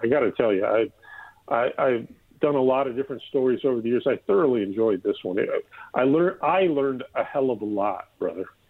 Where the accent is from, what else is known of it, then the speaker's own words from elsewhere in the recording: Minnesota, United States; my home state of Minnesota